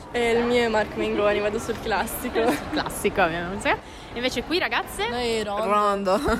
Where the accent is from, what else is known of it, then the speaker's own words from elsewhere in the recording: Turin, Piedmont, Italy; ho 16 anni, frequento anche io, anche il Curie Vittorini di Grugliasco e vengo da Melafori Sud.